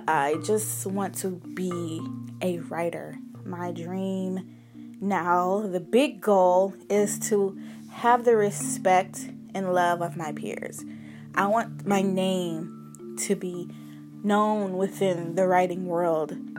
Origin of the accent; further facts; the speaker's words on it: Cleveland, Ohio, United States; moved away as an adult; now in Los Angeles, United States; I am from Cleveland, Ohio. I am 24 years old, and my whole purpose to come out here to Los Angeles was to pursue my dream in writing.